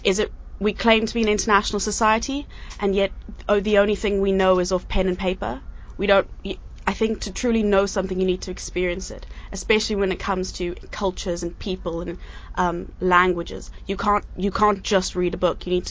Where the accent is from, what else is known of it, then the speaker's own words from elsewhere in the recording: South Africa; now in United Arab Emirates; I came from South Africa, so I, I know a lot about poverty